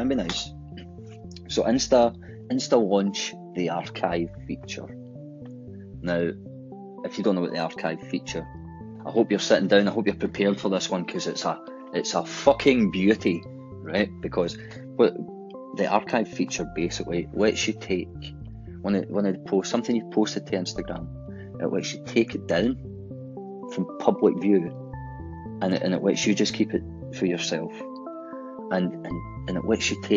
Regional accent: Glasgow, Scotland, United Kingdom; accent: Glaswegian; obviously my accent is Glaswegian

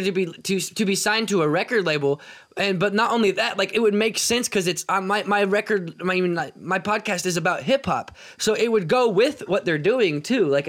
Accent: Kansas City, United States; I'm from Kansas City

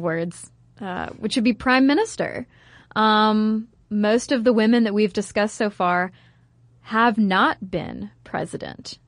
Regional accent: United States; I'm American

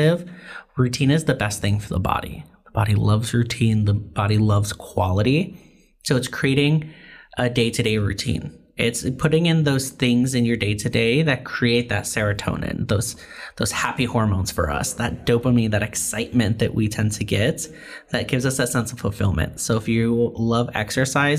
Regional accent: New York, United States; now in Los Angeles, United States; I grew up in New York

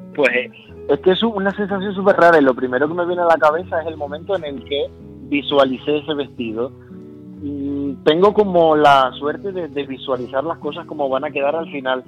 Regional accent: Las Palmas de Gran Canaria, Canary Islands, Spain; moved away; yo soy de Las Palmas de Gran Canaria. Ajá y nací en La Palmas de Gran Canaria hace ya 30 años

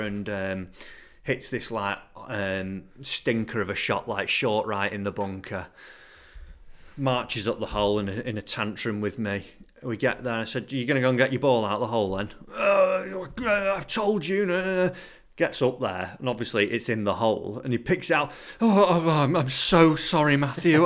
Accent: England, United Kingdom; being an Englishman

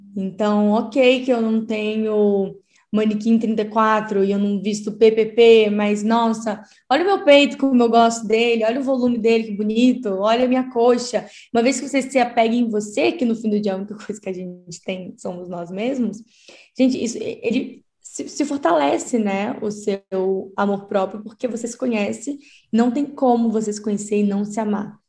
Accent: Espírito Santo, Brazil; now in São Paulo, Brazil; Eu sou do Espírito Santo, mas atualmente eu moro em São Paulo

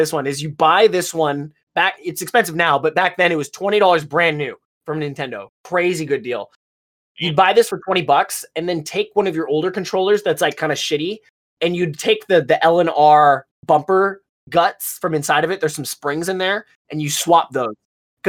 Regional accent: United States; I'm American

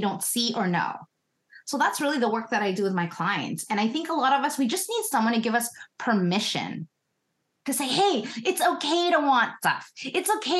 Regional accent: Philippines; now in Canada; I'm first gen Canadian. I'm from the Philippines.

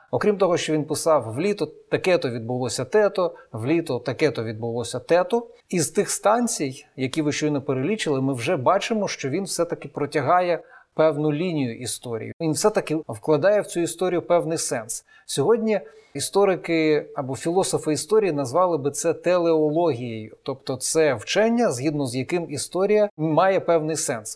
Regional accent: Eastern Ukraine, Ukraine; схід України, звідки я родом

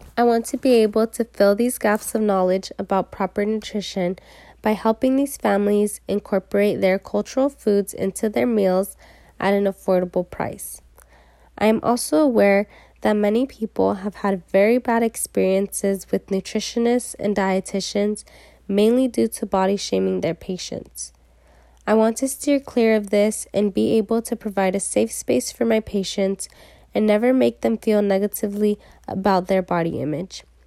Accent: San Diego, California, United States; I am a local from San Diego, just thirty minutes north of state

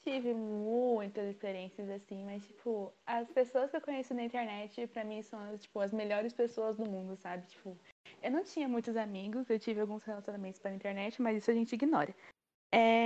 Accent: São Paulo, Brazil; also born or lived in Mauá; Eu tenho 17 anos e sou de São Paulo, moro em Mauá.

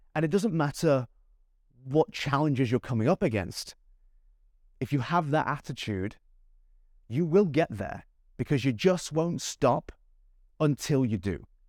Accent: Manchester, North West England, United Kingdom; now in Gold Coast, Australia; I live on the Gold Coast of Australia. I was born in Manchester, in England

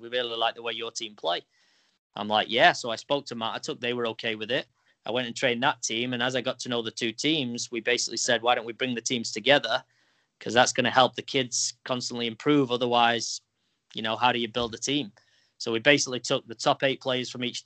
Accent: England, United Kingdom; now in New York, United States; I grew up in England

